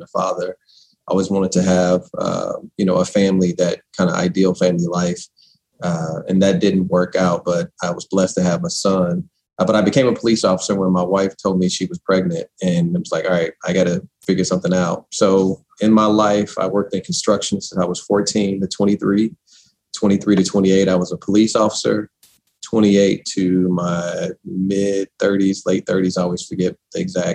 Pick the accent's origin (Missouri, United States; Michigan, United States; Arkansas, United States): Missouri, United States; St. Louis; born or raised there